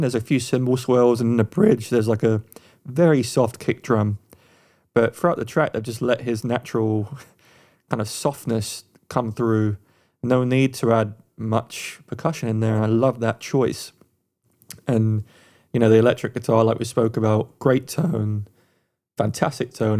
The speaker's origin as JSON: {"language": "English", "region": "England", "country": "United Kingdom", "moved": "yes", "lives_now": "United States", "said": "being Eng, an Englishman in America, I don't hear my own accent a lot"}